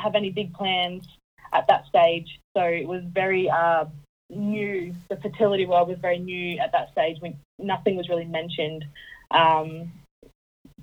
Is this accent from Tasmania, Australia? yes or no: no; Townsville, Queensland, Australia; now in Puckapunyal, Australia; I'm originally from North Queensland, so I originally came from Townsville in North Queensland.